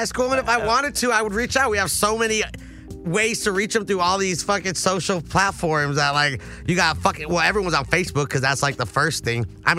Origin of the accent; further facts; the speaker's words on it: Southern California, United States; I also am from SoCal